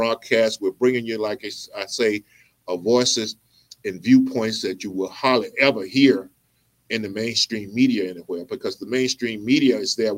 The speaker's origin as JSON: {"language": "English", "region": "Mississippi", "country": "United States", "said": "I'm from Mississippi too."}